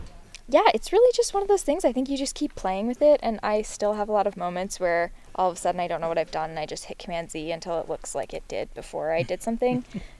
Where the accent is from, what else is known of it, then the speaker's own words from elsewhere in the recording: Pownal, Maine, United States; I'm from Pownal, Maine. Well, I'm from a few different places, but most recently Pownal, Maine, and that is where I would say home is.